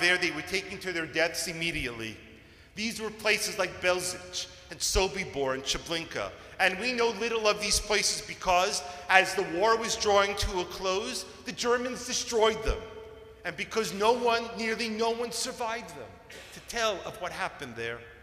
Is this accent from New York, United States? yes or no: yes; New York, United States; Growing up in New York